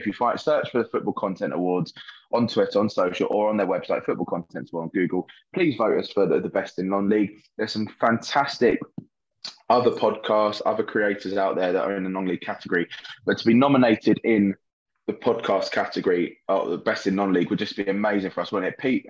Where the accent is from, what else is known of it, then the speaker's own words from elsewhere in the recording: southern England, United Kingdom; accent: southern; What about our southern accent